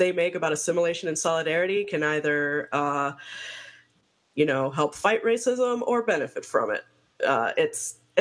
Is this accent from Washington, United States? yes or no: no; Miami, Florida, United States; I grew up immersed in Cuban culture, because I grew up in Miami